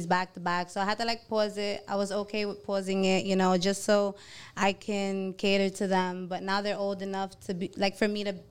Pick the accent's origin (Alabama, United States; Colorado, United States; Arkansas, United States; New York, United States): New York, United States; New York City; I'm from Brooklyn, New York